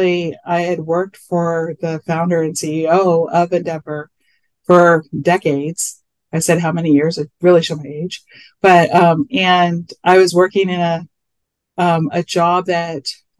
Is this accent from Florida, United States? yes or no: no; Whittier, California, United States; I was born in Whittier, California. I still live here. Fun fact, I live in the house I grew up in.